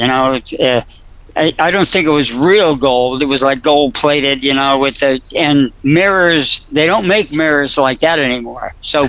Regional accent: New Jersey, United States; also born or lived in Fairview, New Jersey / Dumont, New Jersey / Upper Saddle River, New Jersey; I was in New Jersey. Let's see, Fairview, maybe one of those. I lived in Dumont, Fairview.

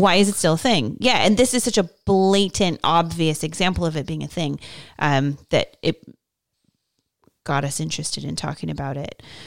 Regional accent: Bay Area, California, United States; I grew up in the Bay Area

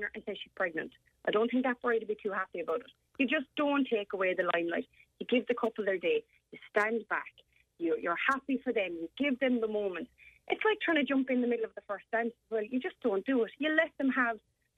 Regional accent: Ireland; as an Irish nation

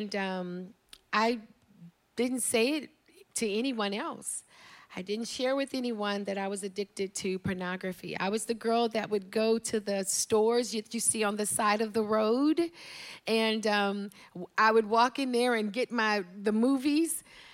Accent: Dallas, Texas, United States; also born or lived in Houston, Texas; I grew up in Houston, Texas. I was raised by my grandparents

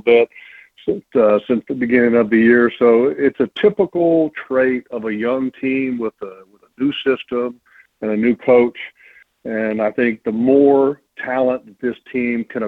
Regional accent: Sterling, Virginia, United States; I grew up in Sterling, Virginia

